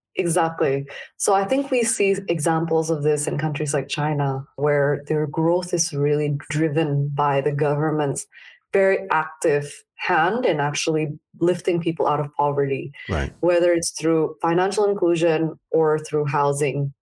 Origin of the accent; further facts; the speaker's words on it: Jakarta, Indonesia; I grew up in Indonesia. I grew up in Jakarta, actually.